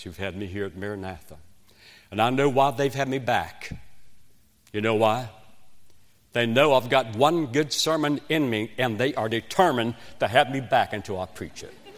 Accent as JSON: {"language": "English", "region": "West Virginia", "country": "United States", "tie": "born or raised there", "accent": "West Virginian", "moved": "yes", "lives_now": "South Carolina, United States", "said": "I was raised in West Virginia, in a coal mining shack."}